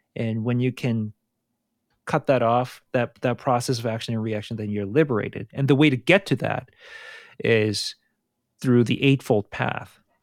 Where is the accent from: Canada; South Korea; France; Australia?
South Korea; moved away; I grew up in South Korea